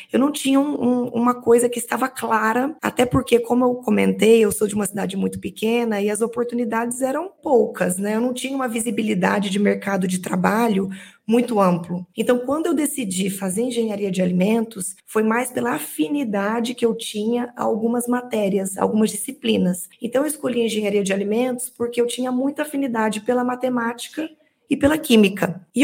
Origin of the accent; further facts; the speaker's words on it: Minas Gerais, Brazil; Eu sou mineira, venho de uma cidade muito pequena, onde eu nasci e fui criada, uma cidade de 20 mil habitantes, onde tinha uma praça e uma igreja.